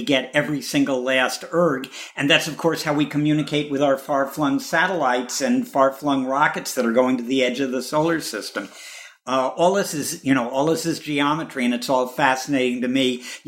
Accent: Chicago, Illinois, United States; I'm a Chicagoan

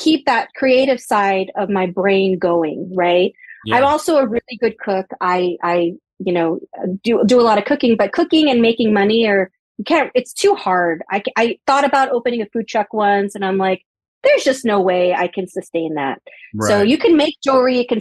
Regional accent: Salt Lake City, Utah, United States; moved away as an adult; also born or lived in Thailand / Portland / California; now in Los Angeles, United States; Originally from Thailand, grew up in Salt Lake.

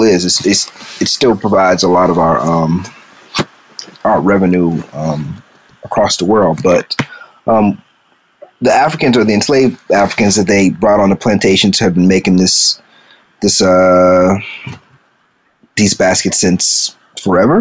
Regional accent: South Carolina, United States; growing up in South Carolina around that time

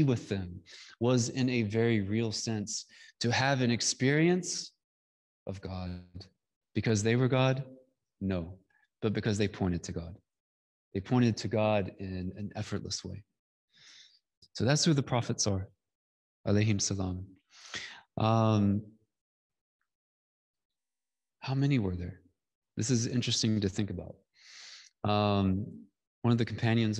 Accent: Georgia, United States; I come from Georgia. I come from the Bible Belt. I come from, you know, I don't come from an urban place.

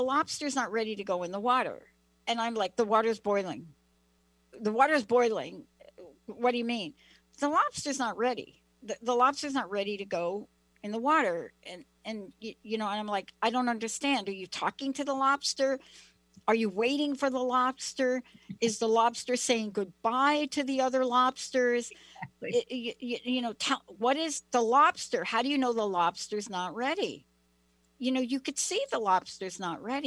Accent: East Coast, New England, United States; moved away; I'm from the East Coast

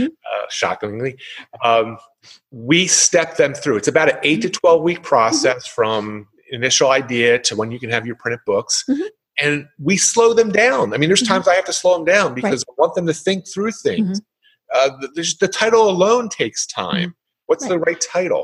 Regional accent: Philadelphia, Pennsylvania, United States; accent: Philly; I'm from the Philadelphia area, so no one wanted to hear my Philly accent for an hour.

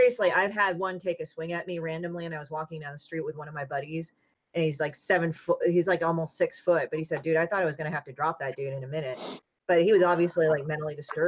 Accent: California, United States; also born or lived in Chicago; I was born in Chicago, but my parents moved from Korea to Chicago. And after Chicago, they're like, fuck this, we're moving to California

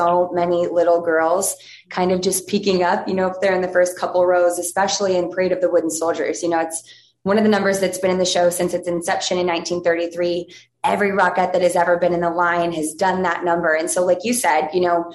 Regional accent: Ohio, United States; now in New York, United States; I grew up in Ohio, started dancing when I was 3.

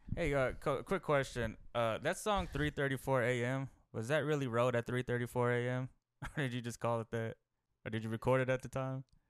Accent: Texas, United States; I'm from Texas

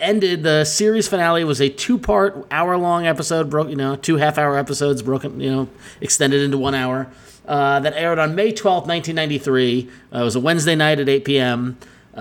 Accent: Long Island, New York, United States; we are from Long Island. In fact, literally the town of Huntington on Long Island. We grew up in the town next to it, but in the municipal of Huntington

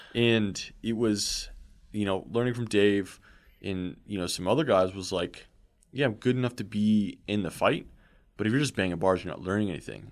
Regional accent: Southern California, United States; being South Californian

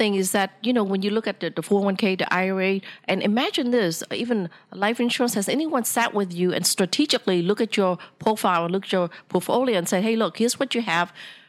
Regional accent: Vietnam; English is a second language; you asked me earlier, what country am I from? I said, I'm from Vietnam.

